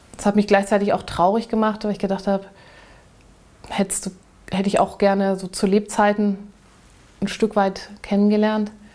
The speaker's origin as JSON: {"language": "German", "country": "Germany", "tie": "born or raised there", "moved": "yes", "said": "Hamburg nun sehr in der Nähe war von dem Ort, wo ich groß geworden bin."}